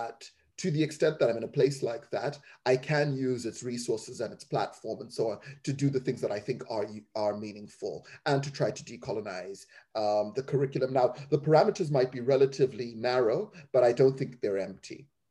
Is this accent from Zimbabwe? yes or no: yes; Zimbabwe; also born or lived in England; now in United Kingdom; growing up in Zimbabwe